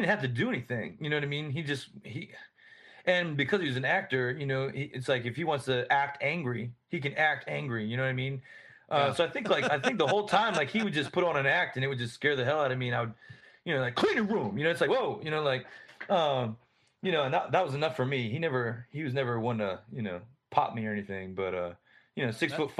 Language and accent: English; Columbia, South Carolina, United States; I grew up in Columbia, probably moved there when I was like maybe 10, something like that, 10 years old.